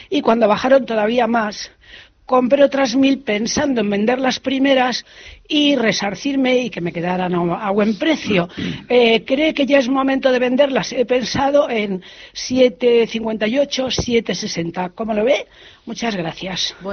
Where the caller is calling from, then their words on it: Madrid, Community of Madrid, Spain; Buenos días … de Madrid.